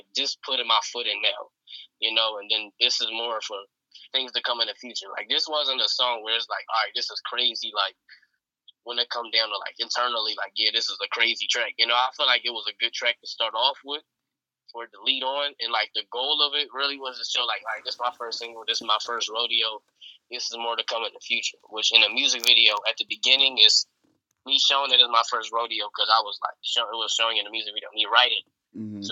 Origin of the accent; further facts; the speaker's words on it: Philadelphia, Pennsylvania, United States; I grew up in South Philly, and then now I'm in Northeast. So like, yeah, I've been in Philly my entire life and childhood